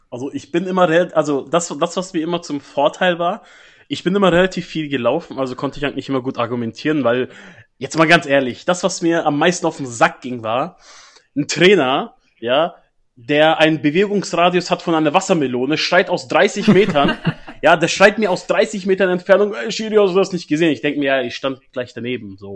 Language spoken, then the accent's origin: German; Bavaria, Germany; Meine Heimat Bayern, ja. Ja, natürlich. Ja, auch viele Kollegen von mir in Bayern natürlich betroffen. Ich wohne ja da nicht mehr.